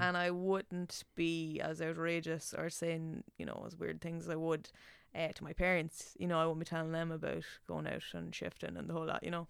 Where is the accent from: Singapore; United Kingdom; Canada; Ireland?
Ireland; Nobber, Leinster; accent: Meath; moved away as an adult; now in Dublin, Ireland; when I go home, my accent comes out so much thicker